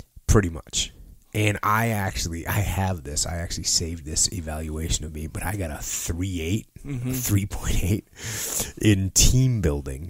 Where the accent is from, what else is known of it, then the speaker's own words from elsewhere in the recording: New England, United States; moved away as an adult; I grew up in New England, not a huge military proponent up there